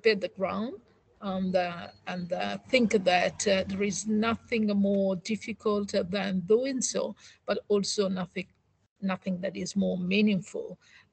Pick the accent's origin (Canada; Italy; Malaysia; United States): Italy; moved away as an adult; now in United Kingdom; I'm one of those Italians